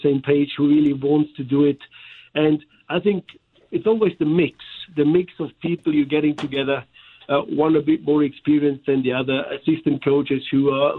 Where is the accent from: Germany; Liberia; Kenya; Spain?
Germany; accent: German; English is a second language; now in St. Louis, United States; here with my German accent.